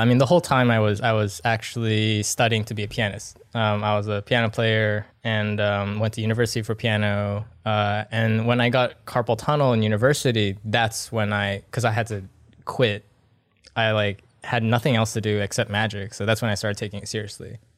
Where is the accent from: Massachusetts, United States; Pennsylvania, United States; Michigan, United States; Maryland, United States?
Massachusetts, United States; Boston; moved away as an adult; also born or lived in Vancouver, Canada / Singapore; now in Pasadena, United States; originally, actually, I'm from Boston, Massachusetts. Grew up there for the longest time